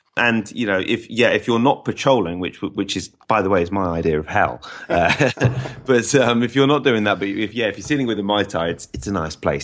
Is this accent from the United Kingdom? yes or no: yes; England, United Kingdom; we might think of ourselves as English rather than British